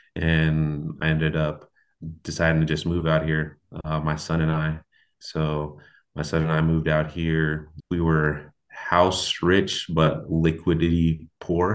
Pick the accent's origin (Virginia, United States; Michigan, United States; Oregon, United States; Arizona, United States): Oregon, United States; Portland; moved away as an adult; also born or lived in New York; now in Cincinnati, United States; I was born in New York, raised in Portland, Oregon with my mother